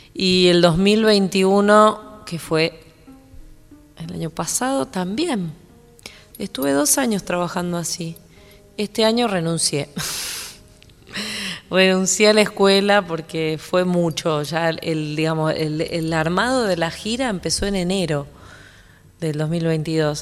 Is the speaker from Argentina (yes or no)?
yes; Zárate, Buenos Aires Province, Argentina; now in Buenos Aires, Argentina; mi barrio en Zárate